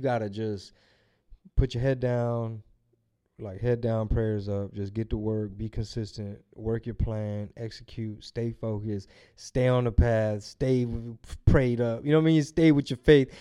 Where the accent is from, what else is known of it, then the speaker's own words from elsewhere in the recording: Houston, Texas, United States; I'm from Houston